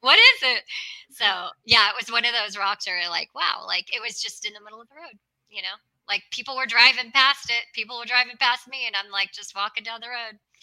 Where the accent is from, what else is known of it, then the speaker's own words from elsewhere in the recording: Los Angeles, California, United States; moved away; also born or lived in Arizona / Nevada / Utah; I'm originally from Los Angeles